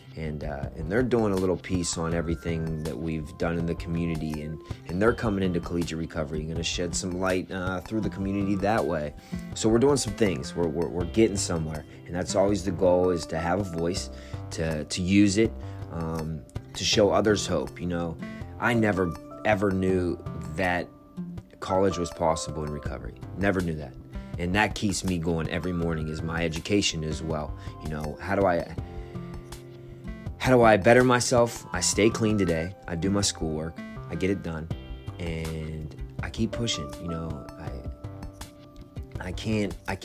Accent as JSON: {"language": "English", "town": "Wheeling", "region": "West Virginia", "country": "United States", "tie": "born or raised there", "moved": "yes", "lives_now": "Morgantown, United States", "said": "my grandfather raised me, and he had an incredible name in my hometown in Wheeling"}